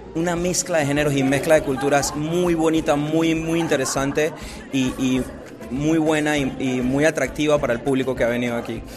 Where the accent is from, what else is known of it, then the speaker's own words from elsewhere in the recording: Panama; soy de Panamá.